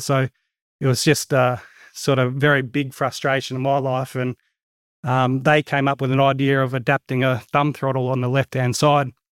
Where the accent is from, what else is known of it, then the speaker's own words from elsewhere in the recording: Goondiwindi, Queensland, Australia; We're sort of born and bred in Gundawind and lived here all my life